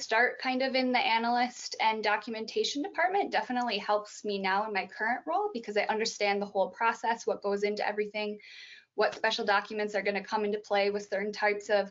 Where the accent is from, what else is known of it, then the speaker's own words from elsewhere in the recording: Glenwood, Minnesota, United States; also born or lived in Fargo, North Dakota; I grew up in a small town in Minnesota. The entire county only has one stoplight, Glenwood, Minnesota